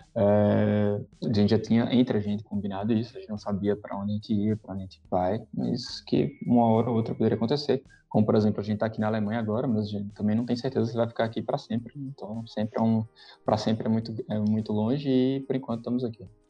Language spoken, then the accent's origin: Portuguese; Brazil; moved away; eu sou do Brasil